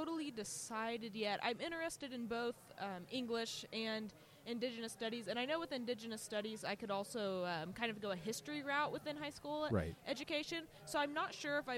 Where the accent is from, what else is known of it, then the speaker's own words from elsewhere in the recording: Great Bend, Kansas, United States; I'm originally from Great Bend, Kansas